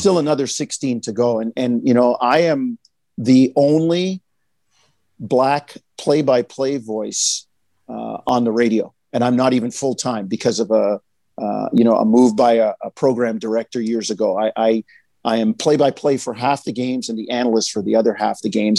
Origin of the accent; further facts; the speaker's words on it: Jamaica; we're Jamaican.